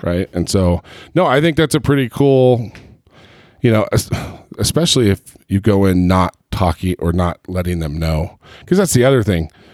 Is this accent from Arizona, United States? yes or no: no; Southern California, United States; now in Utah, United States; I grew up in Southern California